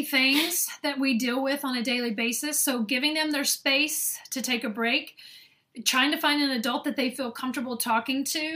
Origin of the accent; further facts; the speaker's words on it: the South, United States; accent: Southern; now in northern United States; when I was growing up in the South